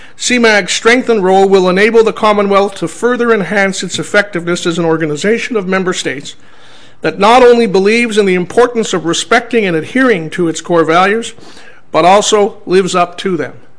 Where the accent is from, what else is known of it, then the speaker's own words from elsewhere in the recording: Nigeria; moved away; I'm originally from Nigeria